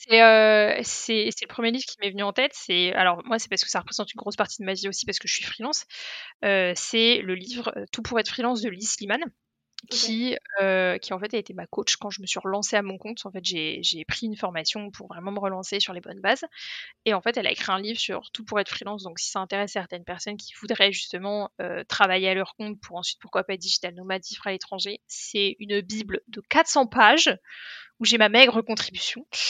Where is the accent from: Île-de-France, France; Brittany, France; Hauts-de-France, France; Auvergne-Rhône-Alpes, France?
Île-de-France, France; Paris; moved away as an adult; also born or lived in Canada / Brazil; now in Saint-Malo, France; moi je suis née à Paris, j'ai toujours vécu à Paris.